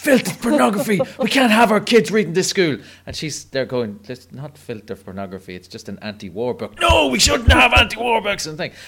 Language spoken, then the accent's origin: English; Clogher, Northern Ireland, United Kingdom; And I grew up in Clogher, and all I can tell you is that I've read every single Nancy Drew novel.